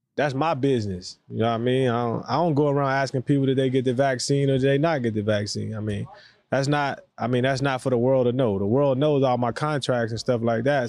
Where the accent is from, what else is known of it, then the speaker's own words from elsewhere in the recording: the South, United States; for us, especially down south